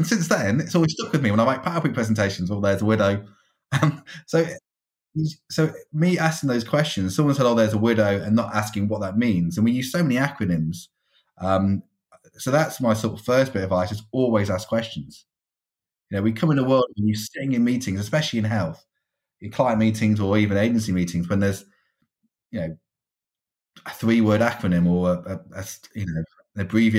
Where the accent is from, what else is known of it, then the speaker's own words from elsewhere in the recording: Stafford, West Midlands, United Kingdom; now in London, United Kingdom; So I'm originally from Stafford, so just within the West Midlands.